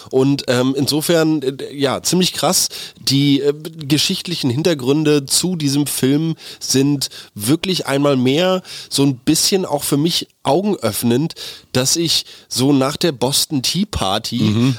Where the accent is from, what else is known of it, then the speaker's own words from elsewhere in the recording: Germany; hier bei uns in Deutschland